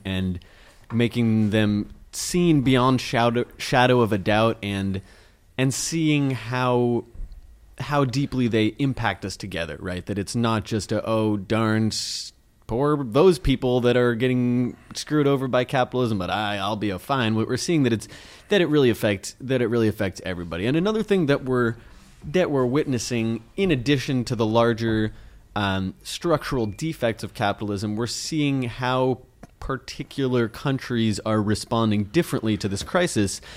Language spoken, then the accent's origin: English; United States